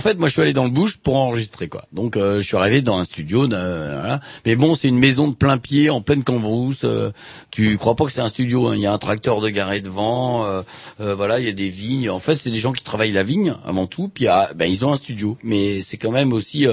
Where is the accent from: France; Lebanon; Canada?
France; je suis français